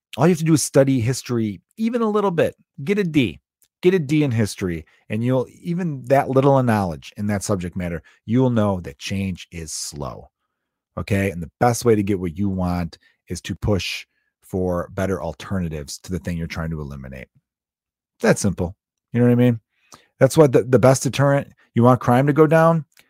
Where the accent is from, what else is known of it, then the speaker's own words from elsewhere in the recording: United States; As an American